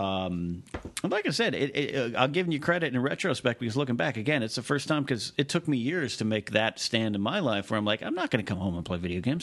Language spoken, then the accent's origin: English; Arroyo Grande, California, United States; I grew up with this guy the latter part of my childhood in my hometown of Arroyo Grande, California